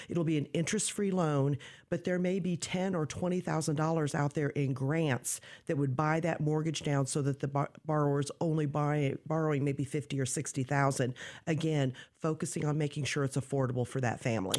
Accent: Decatur, Illinois, United States; I grew up in Decatur, uh, went to school here, graduated from Lakeview High School many years ago

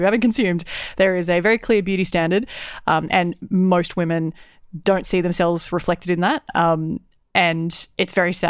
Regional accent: Queensland, Australia; I'm a Queenslander.

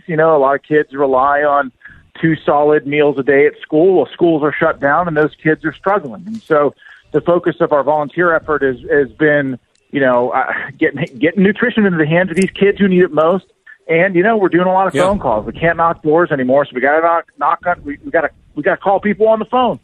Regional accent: Western Pennsylvania, United States; I was born and raised in Western Pennsylvania. I'm, I'm fourth generation Western Pennsylvania

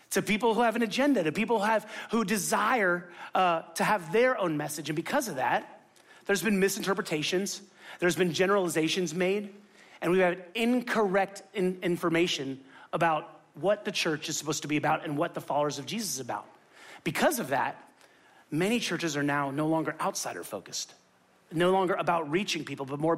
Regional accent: Miami, Florida, United States; moved away; I'm from Miami

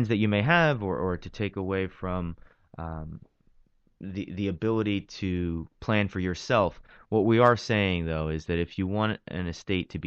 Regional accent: New York City, New York, United States; also born or lived in Pennsylvania; I grew up in Brooklyn, born and raised in Brooklyn, Bensonhurst, Diker Heights

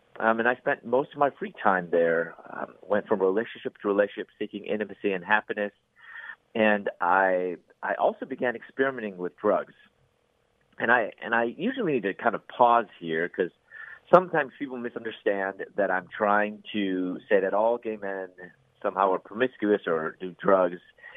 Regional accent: Chicago, Illinois, United States; moved away as an adult; also born or lived in Louisville, Kentucky / Atlanta, Georgia; I'm from Chicago area, and you know, I'm back then. There weren't many Asians there, and so I was picked on for that.

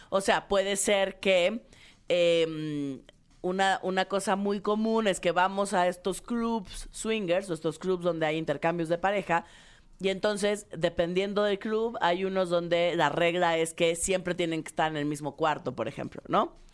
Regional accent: Mexico; De lo que tenemos los mexicanos contra Europa.

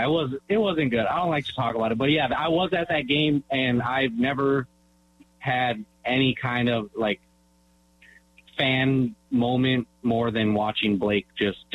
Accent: California, United States; I was born and raised out in Cali.

